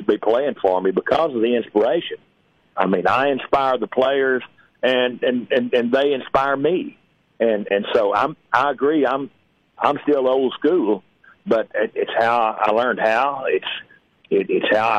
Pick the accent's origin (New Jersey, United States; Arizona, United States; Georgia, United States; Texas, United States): Texas, United States; Paris; my hometown, Paris